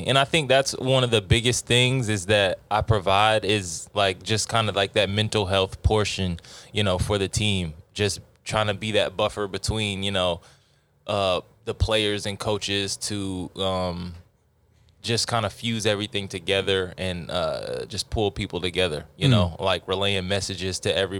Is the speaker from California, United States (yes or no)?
no; Texas, United States; I'm from Texas. I don't know nothing about that.